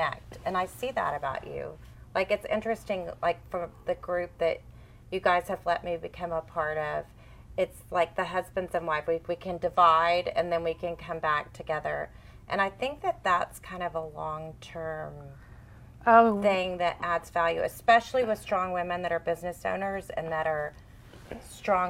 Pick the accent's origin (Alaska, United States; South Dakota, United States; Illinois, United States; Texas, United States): Texas, United States; Fort Bend County; I grew up in Fort Bend County